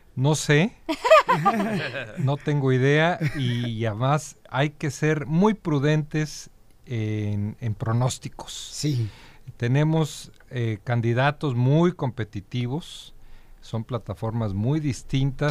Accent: Jalisco, Mexico; moved away as an adult; now in Los Angeles, United States; Yo, por ejemplo, que soy de Jalisco

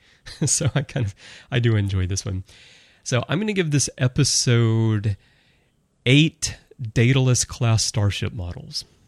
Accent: Birmingham, Alabama, United States; moved away; I'm from Birmingham, Alabama originally

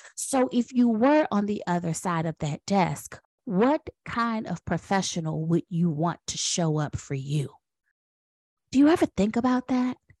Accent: Washington, District of Columbia, United States; now in North Carolina, United States; I am a proud Washingtonian. So I was born and raised in Washington, D C

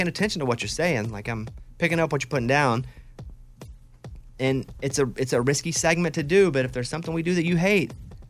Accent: Arkansas, United States; also born or lived in Austin, Texas; now in Nashville, United States; I am so anti-cold, and I've lived, growing up in Arkansas, living in Nashville now, they're cold for 4 months of the year, and I hate it.

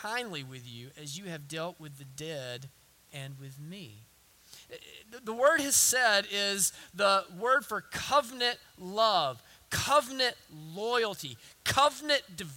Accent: the South, United States; accent: southern; my southern accent

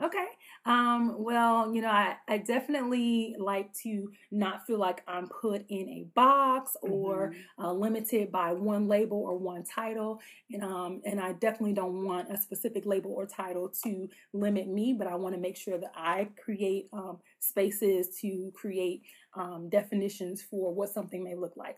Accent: Chicago, Illinois, United States; also born or lived in Jacksonville, Florida; now in West Lafayette, United States; I was actually born in Jacksonville, Florida, but I was raised in Chicago, Illinois, South Side

